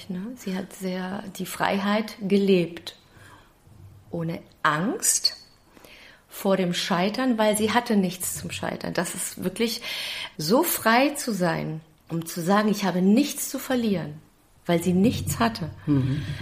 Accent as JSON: {"language": "German", "country": "Greece", "tie": "born or raised there", "said": "Mein Vater arbeitete schon in der Fabrik, sie nach Griechenland, hat dort geboren im Wissen, dass sie mich nicht mitnehmen kann"}